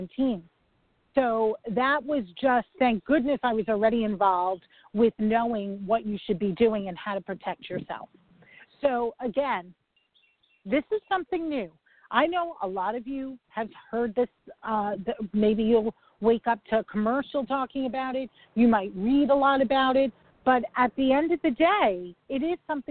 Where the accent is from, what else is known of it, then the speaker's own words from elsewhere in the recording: New York, United States; I'm a New Yorker